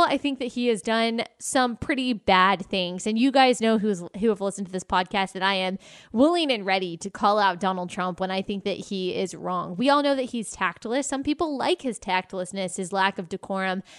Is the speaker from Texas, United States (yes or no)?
yes; Texas, United States; I was raised in Texas